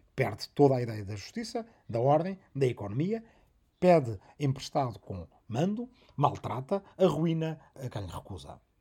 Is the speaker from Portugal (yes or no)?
yes; Arrifana, Santarém District, Portugal; na minha aldeia natal de Arrifana, no Ribatejo